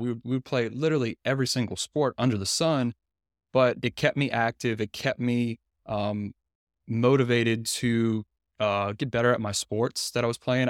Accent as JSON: {"language": "English", "region": "Louisiana", "country": "United States", "tie": "born or raised there", "moved": "as an adult", "lives_now": "Tyler, United States", "said": "I'm from Louisiana too. I grew up there, um, for the first twenty-eight years of my life"}